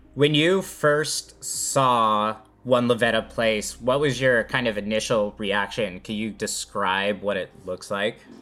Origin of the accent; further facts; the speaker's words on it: California, United States; as a Californian who I don't see very many basements